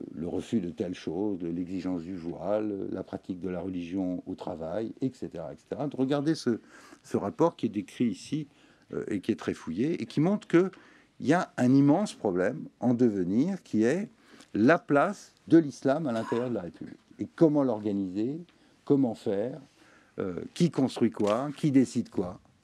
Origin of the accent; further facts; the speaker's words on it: Tunisia; now in France; en Tunisie, qui est quand même mon pays natal